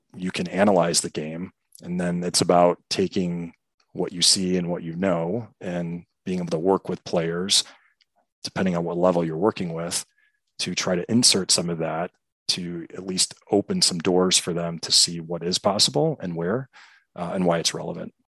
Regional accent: Chicago, Illinois, United States; also born or lived in De Pere, Wisconsin; I'm born and raised in Chicago, uh, particular the southwest suburbs

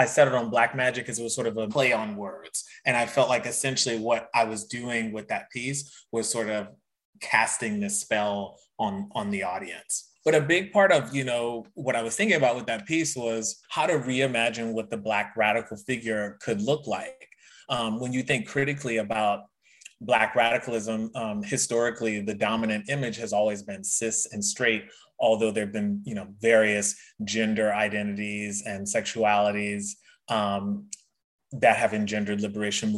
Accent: Louisiana, United States; moved away; I'm originally from Louisiana

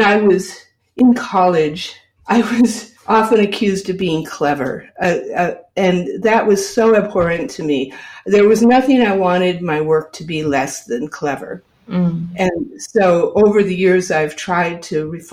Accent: Michigan, United States; now in North Adams, United States; when I was growing up in Michigan

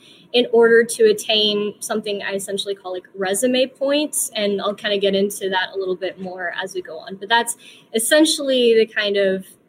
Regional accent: the South, United States; I was born here in the US. I was also born and raised in the South, and that is where I attend university. So I am a true Southerner

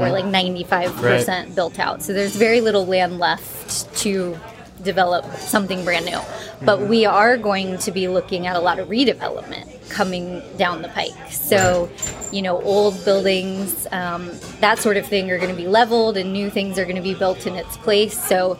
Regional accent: Leesburg, Virginia, United States; I was born and raised here in Leesburg.

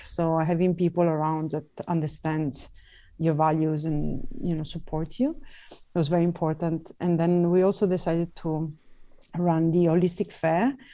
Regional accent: Venice, Veneto, Italy; moved away; I'm Italian, I'm from Venice

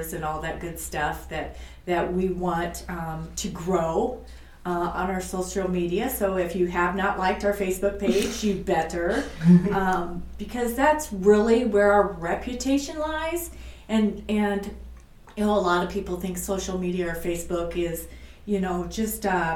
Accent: Fort Dodge, Iowa, United States; moved away as an adult; I actually grew up in Fort Dodge, Iowa, and I went to the public school and I graduated from Fort Dodge Senior High

